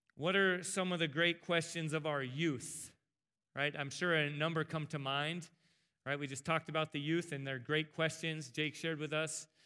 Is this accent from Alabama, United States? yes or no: no; El Cajon, California, United States; growing up in Southern California, in S-, San Diego, El Cajon